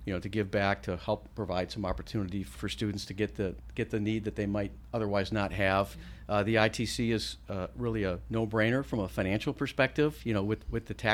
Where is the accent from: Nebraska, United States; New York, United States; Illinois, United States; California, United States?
Illinois, United States; a small suburb south of Chicago; moved away as an adult; now in Arizona, United States; I grew up in a small suburb south of Chicago in the 60s and early 70s